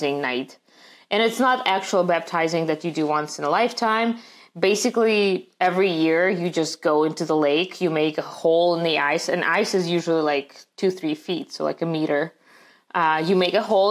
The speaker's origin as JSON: {"language": "English", "country": "Russia", "tie": "born or raised there", "also_born_or_lived": "St. Petersburg", "second_language": "English", "moved": "as an adult", "lives_now": "United States", "said": "growing up in Russia"}